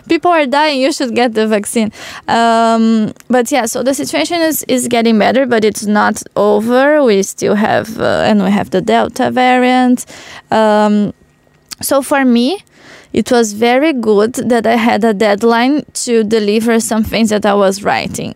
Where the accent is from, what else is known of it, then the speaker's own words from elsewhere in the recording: Porto Alegre, Rio Grande do Sul, Brazil; Porto Alegre, in my hometown, is in the south of Brazil.